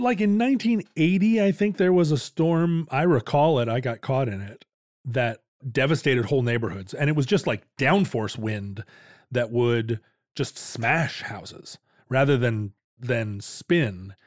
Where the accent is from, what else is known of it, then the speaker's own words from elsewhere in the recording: Anchorage, Alaska, United States; now in Seattle, United States; growing up in Anchorage